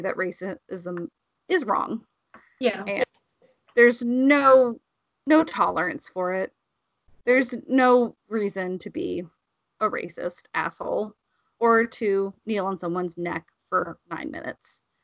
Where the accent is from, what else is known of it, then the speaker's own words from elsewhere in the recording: Alabama, United States; moved away; I grew up in Alabama